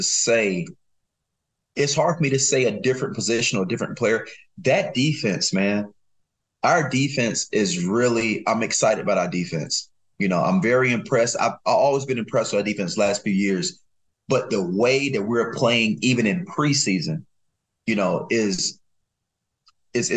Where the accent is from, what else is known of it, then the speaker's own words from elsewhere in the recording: North Carolina, United States; I'm from North Carolina.